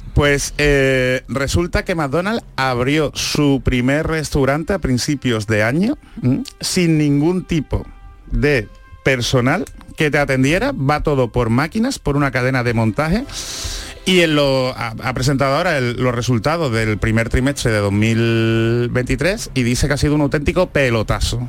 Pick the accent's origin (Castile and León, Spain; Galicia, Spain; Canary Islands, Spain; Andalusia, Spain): Andalusia, Spain; accent: Andalusian; yo que he sido un, andaluz